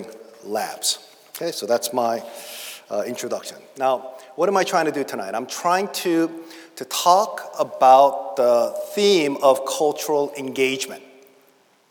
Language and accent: English; Boston, Massachusetts, United States; also born or lived in St Andrews, Scotland; I'm from Charlestown